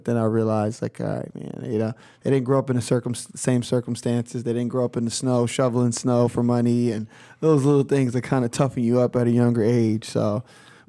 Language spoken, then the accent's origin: English; Philadelphia, Pennsylvania, United States; moved away as an adult; Yeah, so I'm originally from Philadelphia.